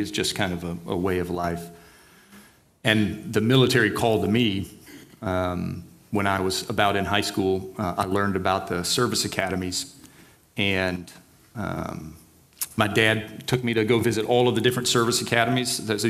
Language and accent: English; Beaumont, Texas, United States; So I'm born and raised in Southeast Texas. city called Beaumont. That's between Houston and Louisiana, right along the Gulf Coast.